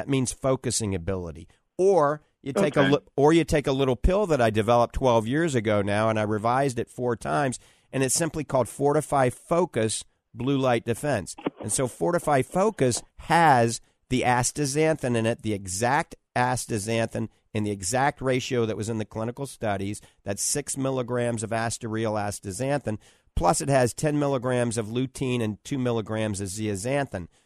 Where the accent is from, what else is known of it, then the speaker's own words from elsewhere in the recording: New Orleans, Louisiana, United States; now in Tampa Bay, United States; I was born in New Orleans